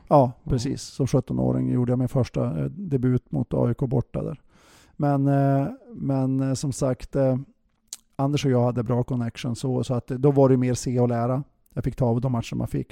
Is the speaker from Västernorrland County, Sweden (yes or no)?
yes; Bjästa, Västernorrland County, Sweden; moved away; jag är från Övik eller från Bjästa